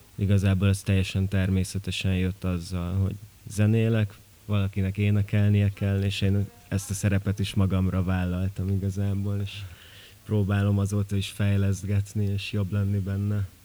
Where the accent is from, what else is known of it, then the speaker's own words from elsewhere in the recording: Miercurea Ciuc, Harghita County, Romania; moved away as an adult; also born or lived in Gheorgheni (family roots); now in Budapest, Hungary; én azért csíki vagyok